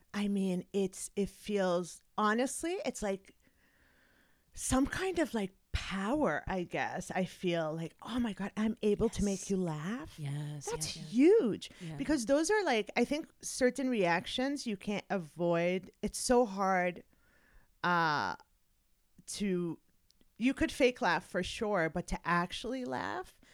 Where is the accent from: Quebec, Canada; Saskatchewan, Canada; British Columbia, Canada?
Quebec, Canada; Montreal; moved away as an adult; also born or lived in Kuwait; now in United States; I was 10 years old when we moved from Canada, uh, from Kuwait to Canada